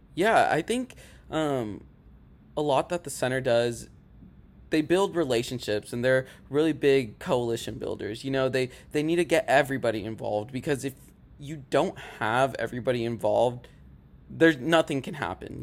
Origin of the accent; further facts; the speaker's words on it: Rogers, Arkansas, United States; moved away as an adult; now in Conway, United States; I'm from Rogers, Arkansas